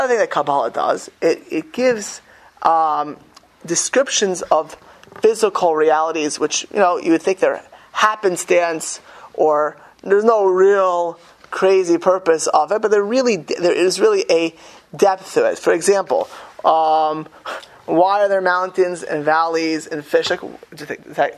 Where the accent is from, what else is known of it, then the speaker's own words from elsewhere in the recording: Miami Beach, Florida, United States; I grew up in Miami Beach in a very Jewish but very mixed community